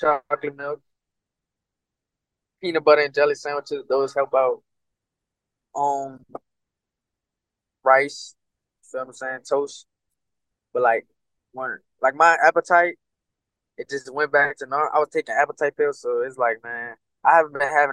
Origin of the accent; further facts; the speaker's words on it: Louisiana, United States; I'm from Louisiana